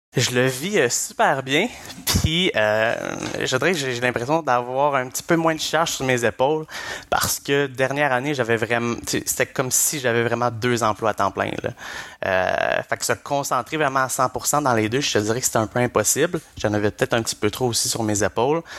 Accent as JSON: {"language": "French", "town": "Blainville", "region": "Quebec", "country": "Canada", "moved": "as an adult", "said": "je suis parti vraiment de Blainville, où que je résidais euh, chez mes parents, et je suis allé directement après euh, à Québec, à l'Université Laval"}